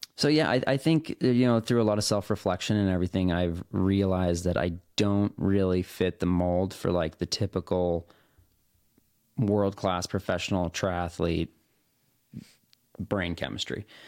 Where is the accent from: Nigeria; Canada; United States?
United States; Salt Lake City, Utah; moved away; also born or lived in Portland, Oregon; I was born in Salt Lake City. That's where my parents grew up.